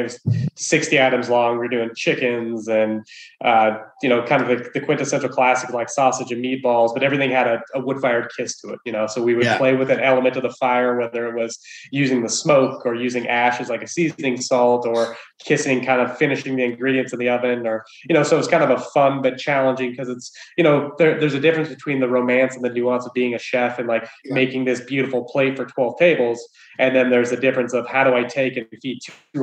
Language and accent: English; Wyoming, United States; I grew up in Wyoming of all places